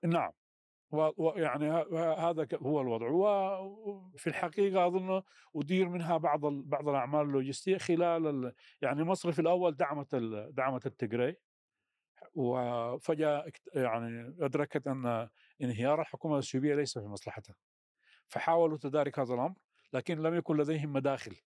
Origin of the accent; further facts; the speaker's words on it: Sudan; في الشمال آه، الشرقي عندنا في السودان